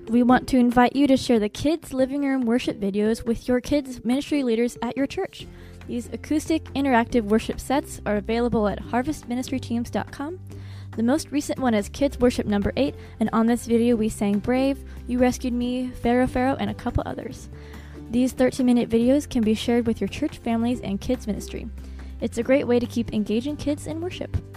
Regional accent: Edwardsville, Illinois, United States; I'm from Edwardsville, Illinois.

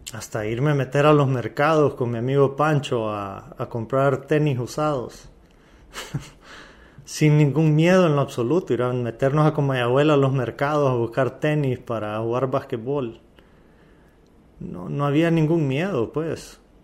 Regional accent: Valle de Ángeles, Francisco Morazán, Honduras; Yo soy de Valle de Ángeles, un pueblo lindo.

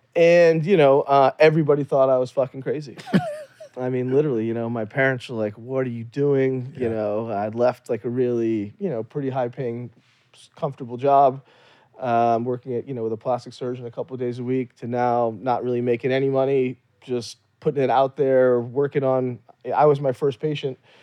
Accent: Louisiana, United States; also born or lived in Kashmir, India; I grew up in Louisiana

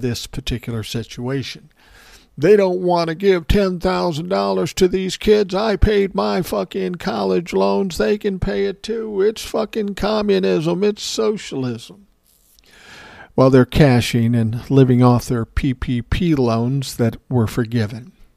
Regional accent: Minneapolis, Minnesota, United States; I came from South Minneapolis. There were white people, black people, indigenous people.

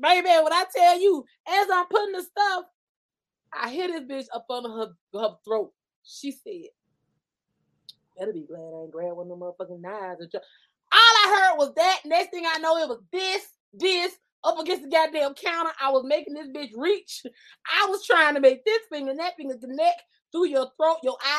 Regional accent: Miami, Florida, United States; I'm just saying, you know, I'm from Miami. We just don't get down like that.

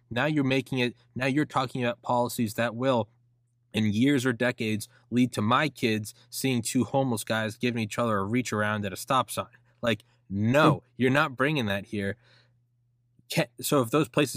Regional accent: New Hampshire, United States; I'm from New Hampshire

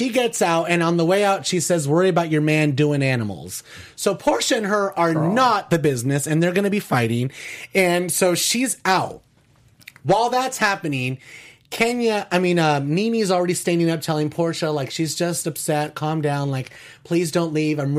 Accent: Paterson, New Jersey, United States; I'm from Paterson.

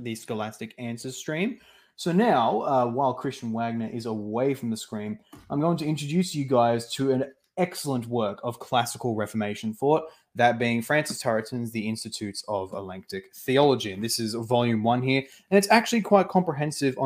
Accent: Australia; me as an Australian and not even a rural Australian, but like a suburban Australian

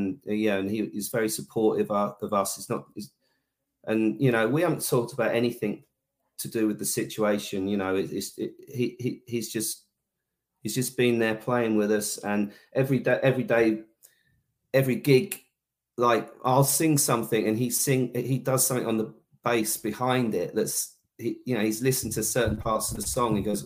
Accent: Bedford, East of England, United Kingdom; my hometown, which was like my sort of my birthday gig in Bedford

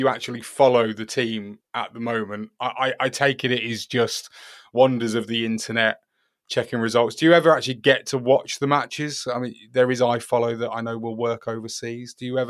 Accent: United Kingdom; we're in our English or United Kingdom bubble

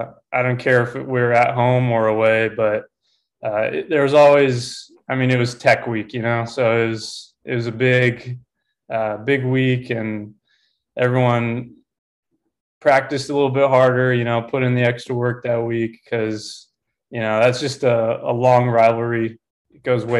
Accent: Southern California, United States; moved away as an adult; also born or lived in Helena, Montana; I grew up in Southern California

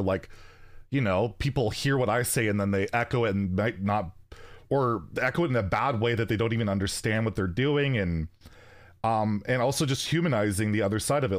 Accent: Canada; I'm Canadian

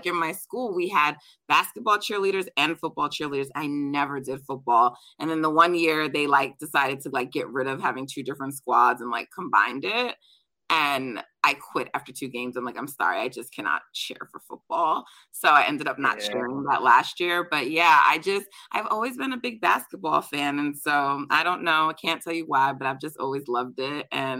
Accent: Jamaica; I'm Jamaican, so we're track people in my family. We loved watching basketball, but like Jamaica's about track and field.

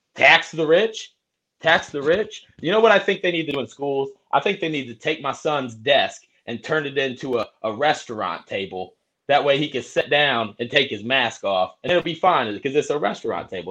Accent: Indiana, United States; We're not known for barbecue in Indiana

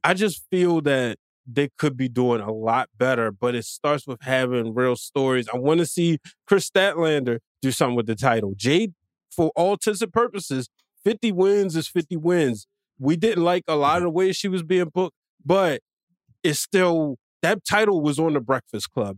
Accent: Baltimore, Maryland, United States; I'm not from the DMV. I'm from Baltimore.

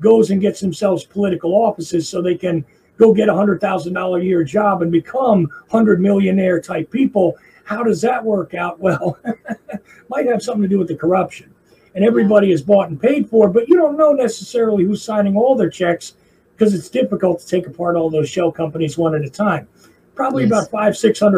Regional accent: New Jersey, United States; accent: Jersey; now in Georgia, United States; I am a Jersey guy. I live in Georgia now. So occasionally you hear weird little drawls come out of my language. But generally speaking, you can tell I'm a guy from Jersey when I speak

